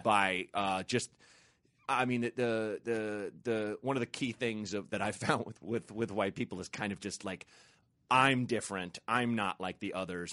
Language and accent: English; Portland, Oregon, United States; I grew up in Portland, Oregon